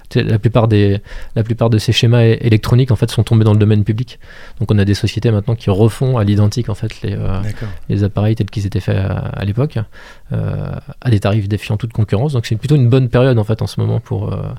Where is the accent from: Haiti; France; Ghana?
France; Montreuil-Bellay, Pays de la Loire; moved away as an adult; also born or lived in Angers; je suis originaire de Montreuil-Bellay, dans le sud du, département